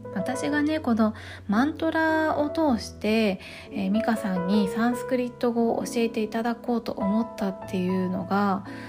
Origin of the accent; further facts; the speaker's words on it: Tokyo, Japan; 東京生まれ東京育ち